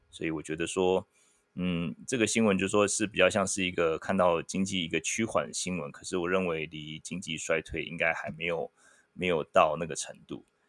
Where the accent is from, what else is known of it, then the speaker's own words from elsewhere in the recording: Taiwan; moved away; 我一个台湾人，我，我聊美国经济